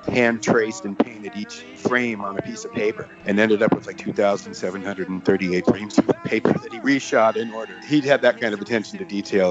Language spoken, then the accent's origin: English; Omaha, Nebraska, United States; where I grew up in Omaha, Nebraska